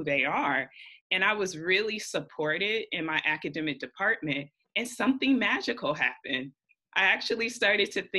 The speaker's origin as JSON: {"language": "English", "town": "Oakland", "region": "California", "country": "United States", "tie": "born or raised there", "also_born_or_lived": "Massachusetts", "moved": "as an adult", "lives_now": "Connecticut, United States", "said": "I was born and raised in Oakland, California"}